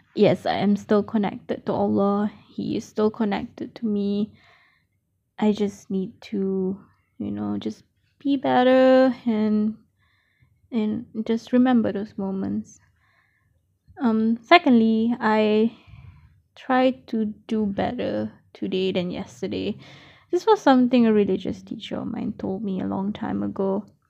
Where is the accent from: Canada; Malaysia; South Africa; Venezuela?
Malaysia; now in Australia; I am a Malaysian currently based in Australia